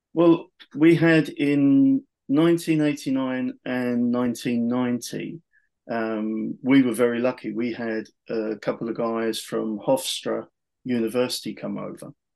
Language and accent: English; United Kingdom; being British, being being the only British guy at the tryout at the time